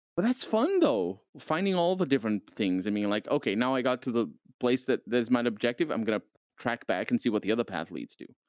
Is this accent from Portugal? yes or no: yes; Portugal; I'm from Portugal